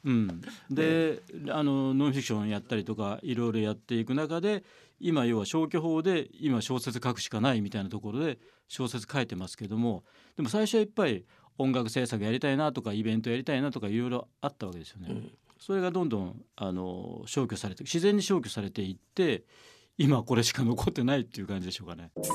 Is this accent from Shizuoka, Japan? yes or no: no; Osaka, Japan; moved away; also born or lived in Kyoto; 僕はもう大阪生まれなんでで大阪って水の町